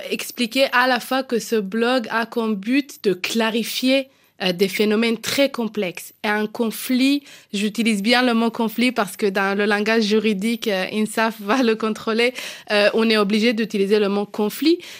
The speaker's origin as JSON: {"language": "French", "country": "Israel", "tie": "born or raised there", "second_language": "French", "moved": "as an adult", "lives_now": "Paris, France", "said": "à mes 18 ans, euh, j'ai quitté Israël parce que j'ai dit à ma mère, euh, maman, je peux plus respirer. Je pouvais plus respirer à cause du contexte politique. J'ai décidé de quitter Israël pour quelques mois juste pour apprendre le français à Paris."}